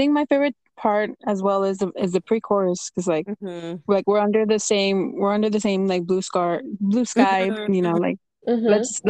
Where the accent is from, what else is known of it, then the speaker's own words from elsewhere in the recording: Rio Grande Valley, Texas, United States; where I'm from, it's like the area that I'm from, it's called the Rio Grande Valley.